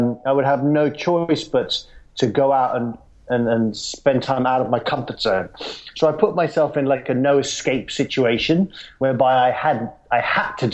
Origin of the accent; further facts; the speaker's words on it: London, United Kingdom; I grew up in London